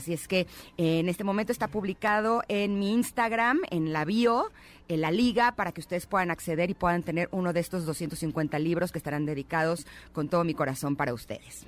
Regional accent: Mexico City, Mexico; Yo nací aquí en, en la Ciudad de México, aquí he vivido toda mi vida.

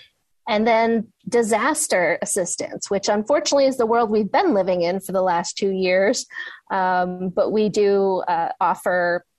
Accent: Detroit, Michigan, United States; moved away as an adult; also born or lived in Washington, D.C.; now in San Francisco, United States; So I'm from Detroit. That's my hometown. Michigan's my home state.

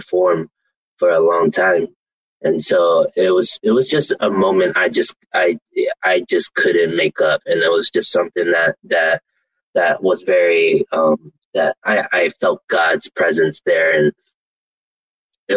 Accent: Oakland, California, United States; I grew up in East Oakland

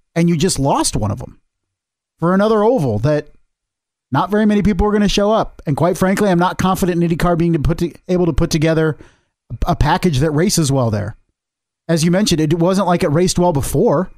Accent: Midwest, United States; I'm from the Midwest

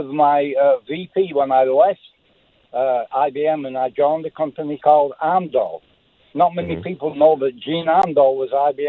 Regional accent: England, United Kingdom; moved away as an adult; also born or lived in Johannesburg, South Africa; now in St. Charles, United States; I'm from England.

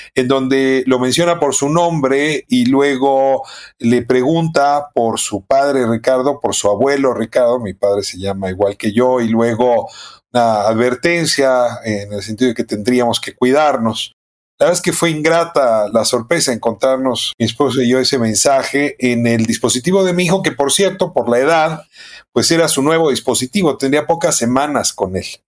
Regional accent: Mexico

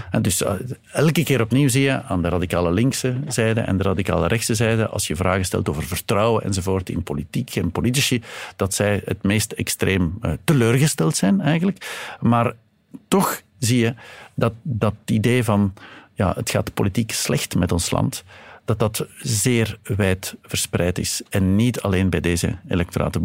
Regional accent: Flanders, Belgium; bij ons in Vlaanderen

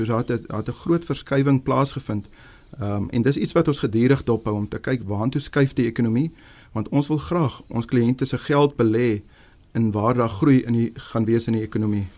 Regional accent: Upington, Northern Cape, South Africa; moved away; ek kom oorspronklik van Appington af

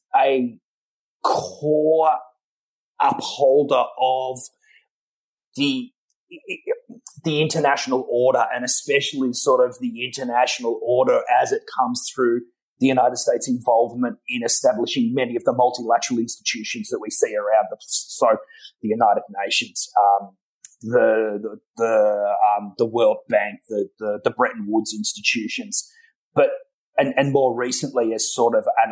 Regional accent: Australia

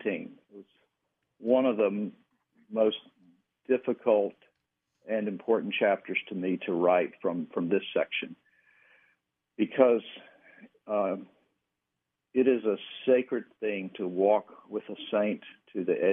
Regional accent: Danville, Virginia, United States; moved away; I went back to my hometown in Virginia, and back to Danville, where I grew up

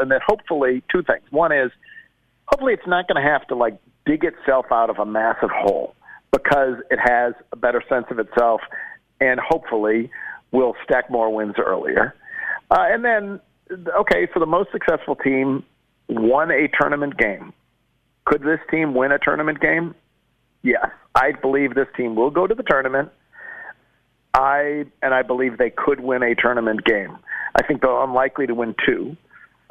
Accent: Buffalo, New York, United States; now in Memphis, United States; I grew up in Buffalo.

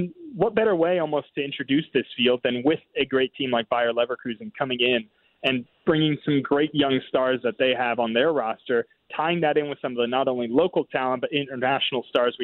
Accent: Brownsville, Texas, United States; now in St. Louis, United States; we're from Brownsville, Texas.

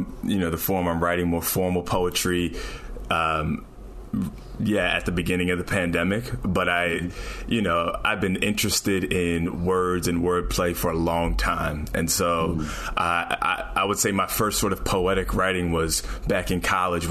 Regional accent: down by Philadelphia, New Jersey, United States; moved away; also born or lived in New York City; I grew up in Jersey on the down by Philly.

